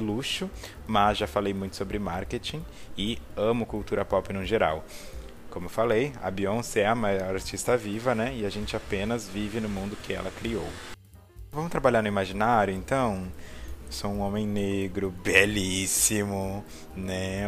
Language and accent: Portuguese; Porto Alegre, Rio Grande do Sul, Brazil; sou de Porto Alegre, Rio Grande do Sul, gaúcho